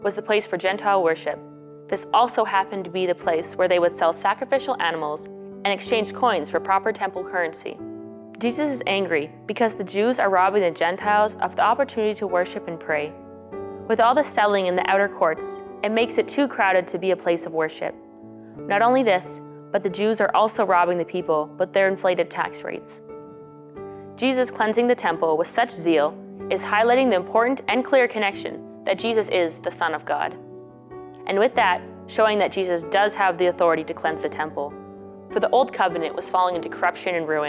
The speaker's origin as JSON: {"language": "English", "town": "Spirit River", "region": "Alberta", "country": "Canada", "said": "I'm from Spirit River, Alberta, and I'm a second-year student here at St. Therese Institute"}